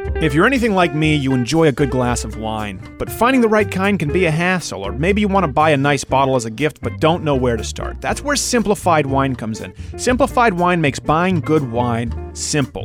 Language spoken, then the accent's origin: English; Saint-Lambert, Quebec, Canada; moved away as an adult; also born or lived in New York City; I was raised in St. Lambert, the last street before you cross into Villemoyne, which was pretty lower class.